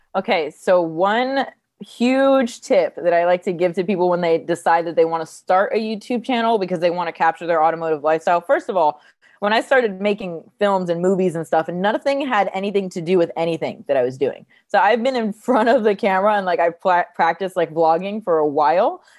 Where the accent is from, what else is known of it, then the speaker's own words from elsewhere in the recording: New Jersey, United States; moved away as an adult; also born or lived in California; I grew up in New Jersey, moved to California after high school